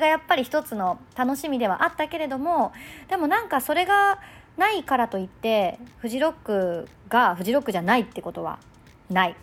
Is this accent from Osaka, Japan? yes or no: yes; Osaka, Japan; 私は、えー、大阪生まれ大阪育ち、大阪のエフエム八〇二というラジオステーションで